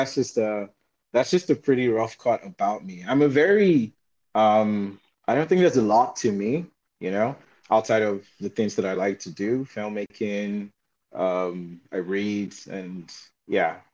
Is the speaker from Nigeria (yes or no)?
yes; Nigeria; moved away as an adult; now in China; I'm from Nigeria. I'm currently a doctorate student here at Jiangxi University of Finance and Economics